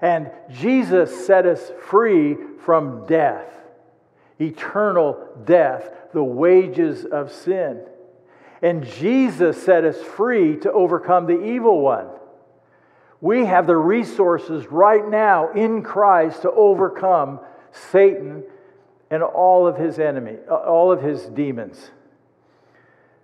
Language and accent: English; United States; as an American